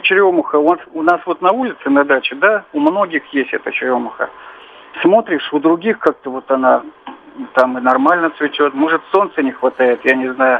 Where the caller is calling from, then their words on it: Tyumen, Tyumen Oblast, Russia; я звоню из Тюмени